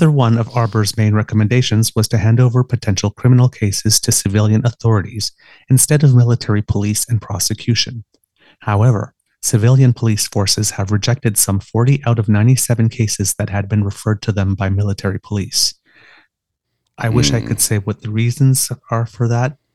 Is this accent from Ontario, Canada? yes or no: yes; Ottawa, Ontario, Canada; I grew up in Ottawa